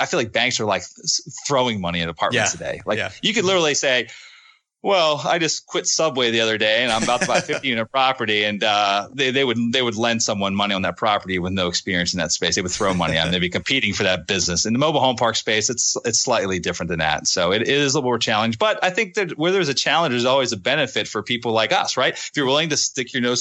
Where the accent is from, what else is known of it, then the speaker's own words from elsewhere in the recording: Northeast, United States; I'm from the Northeast. And I'm a Yankee in their eyes.